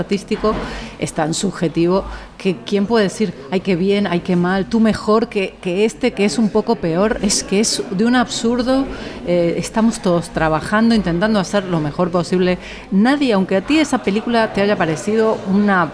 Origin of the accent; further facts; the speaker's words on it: Argentina; now in Spain; Argentina, que es donde yo nací, donde me, me late el corazón muy fuerte